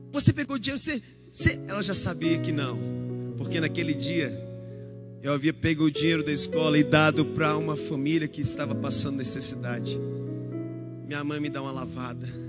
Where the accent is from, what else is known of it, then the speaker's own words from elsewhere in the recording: Brasília, Federal District, Brazil; sou de Brasília